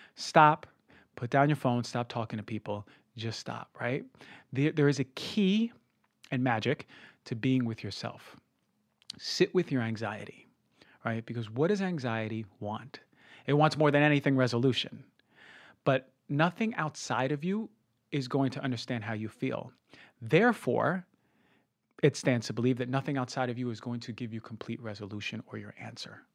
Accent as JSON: {"language": "English", "region": "New Jersey", "country": "United States", "said": "I come from New Jersey"}